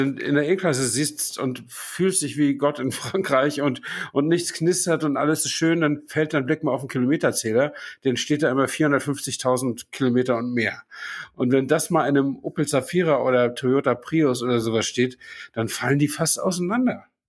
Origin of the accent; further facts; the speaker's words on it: Flensburg, Schleswig-Holstein, Germany; in meiner Kindheit in Flensburg